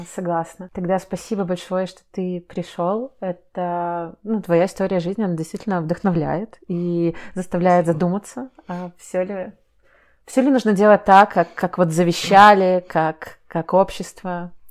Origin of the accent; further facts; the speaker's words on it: Minsk, Belarus; я, грубо говоря, из Минска, я тут жила